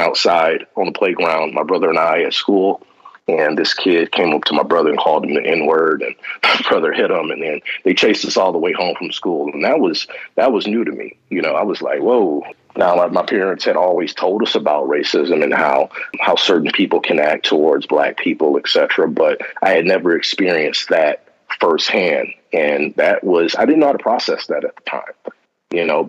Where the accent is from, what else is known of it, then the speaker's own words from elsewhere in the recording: Southfield, Michigan, United States; where I grew up in Southfield, it was literally, like you said earlier, a melting pot.